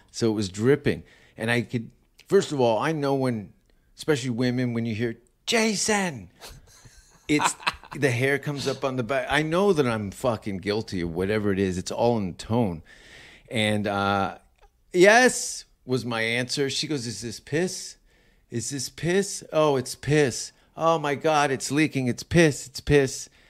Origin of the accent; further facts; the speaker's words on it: Hamilton, Ontario, Canada; I am from Hamilton.